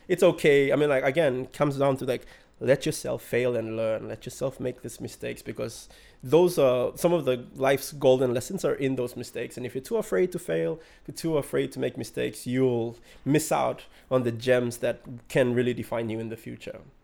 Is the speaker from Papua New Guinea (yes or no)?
yes; Central Province, Papua New Guinea; I'm from Kyrgyzstan